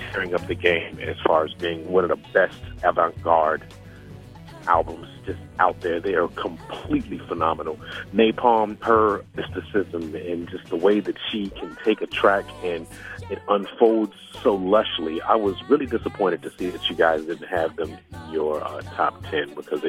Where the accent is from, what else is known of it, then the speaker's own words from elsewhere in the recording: Chicago, Illinois, United States; I am from Chicago, Illinois, specifically the South Side.